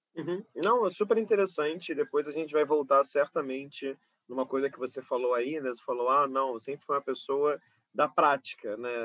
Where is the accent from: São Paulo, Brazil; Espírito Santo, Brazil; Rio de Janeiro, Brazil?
Rio de Janeiro, Brazil; eu sou uma cria da zona oeste do Rio, sou de Carapaguá